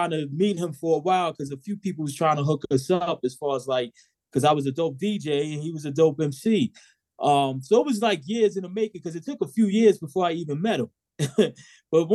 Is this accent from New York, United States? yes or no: yes; New York City, New York, United States; I'm from Southside Queens